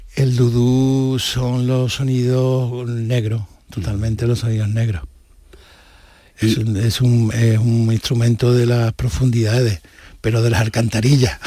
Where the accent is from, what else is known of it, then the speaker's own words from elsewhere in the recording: Seville, Andalusia, Spain; siempre soy de Triana de la calle Betty